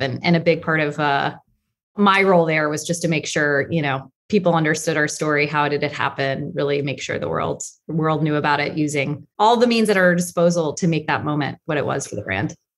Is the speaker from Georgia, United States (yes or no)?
yes; Atlanta, Georgia, United States; moved away; I'm from Atlanta, and they were both from Georgia